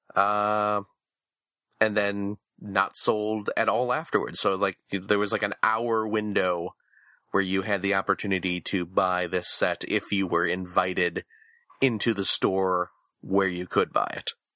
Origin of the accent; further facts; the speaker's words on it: outside Chicago, Illinois, United States; when I was a kid in, uh, growing up outside Chicago